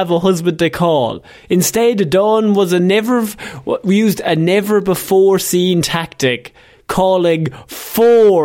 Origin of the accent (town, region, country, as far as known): Ireland